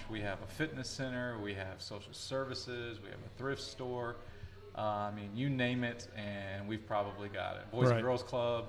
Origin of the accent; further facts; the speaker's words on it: Texas, United States; also born or lived in Atlanta; now in Kerrville, United States; So yeah, we were both born and raised in Texas.